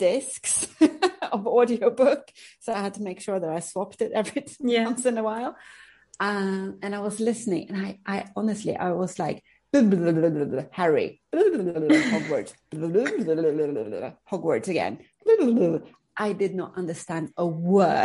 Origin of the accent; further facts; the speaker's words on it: Uppsala, Uppsala County, Sweden; English is a second language; moved away as an adult; also born or lived in United Kingdom; I'm from Uppsala, which is mm-hmm. a big university city